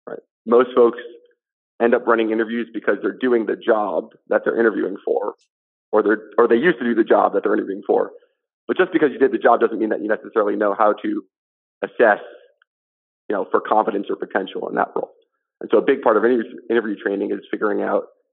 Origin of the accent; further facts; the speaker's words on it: Montclair, New Jersey, United States; I was, yeah, born and raised here